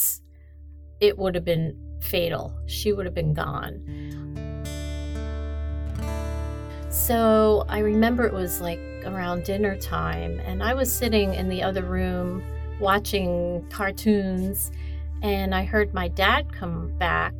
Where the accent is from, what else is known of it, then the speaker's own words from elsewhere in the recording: New York City, New York, United States; also born or lived in Brooklyn, New York; I grew up in a neighborhood in Queens. I was born in Brooklyn